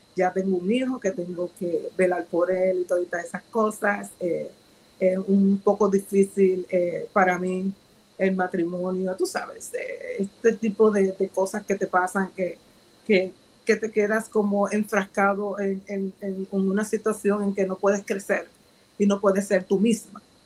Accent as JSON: {"language": "Spanish", "town": "Ponce", "country": "Puerto Rico", "said": "soy, soy eh, puertorriqueña de un pueblo de Ponce, de Ponce, Puerto Rico"}